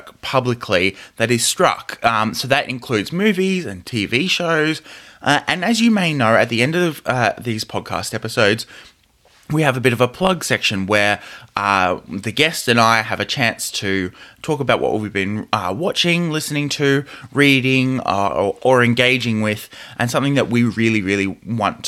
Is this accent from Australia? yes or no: yes; Australia; I come from Australia. Labour and unionism is very essential to our culture as a country here.